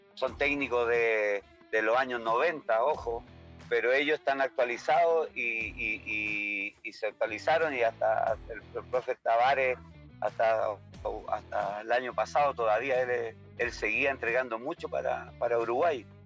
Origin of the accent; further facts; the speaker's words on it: Chile; moved away as an adult; now in Ecuador; trabajo yo acá, soy chileno